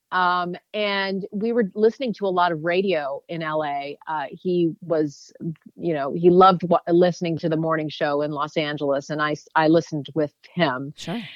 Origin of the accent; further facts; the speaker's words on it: Canada; I grew up in Canada.